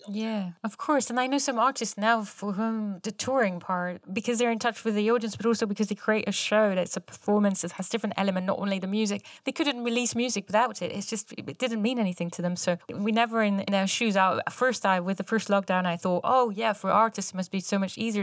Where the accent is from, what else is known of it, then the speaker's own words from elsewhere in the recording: Paris, Île-de-France, France; now in Bristol, United Kingdom; the U K where we are and Paris, my hometown